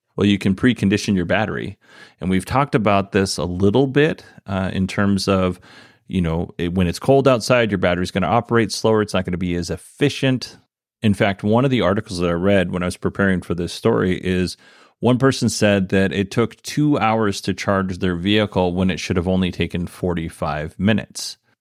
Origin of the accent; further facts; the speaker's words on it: Alaska, United States; moved away; also born or lived in Idaho; the community that I grew up in, in Alaska.